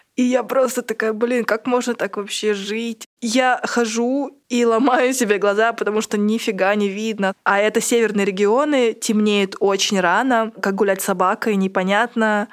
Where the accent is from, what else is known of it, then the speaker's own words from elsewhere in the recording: Ulan-Ude, Buryatia, Russia; в Улан-Удэ, откуда я родом